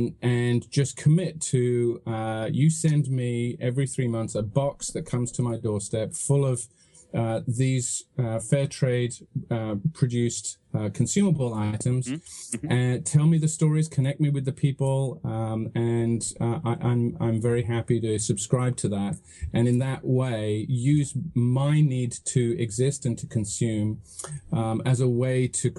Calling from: Santa Cruz, California, United States; I'm calling from a very beautiful, sunny Santa Cruz in California.

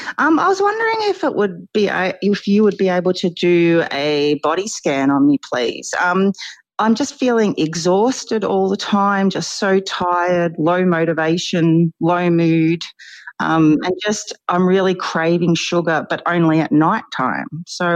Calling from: Ballarat, Victoria, Australia; So I'm calling from Australia. I'm in a town called Ballarat, which is about 68 miles northwest of Melbourne.

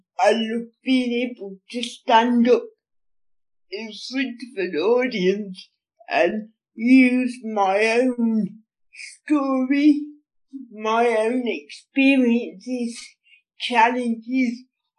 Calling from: Lincolnshire, East Midlands, United Kingdom; I'm calling from Lincolnshire in the East Midlands.

